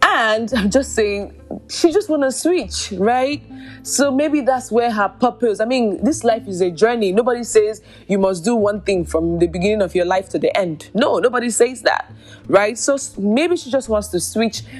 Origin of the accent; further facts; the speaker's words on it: Nigeria; I'm Nigerian.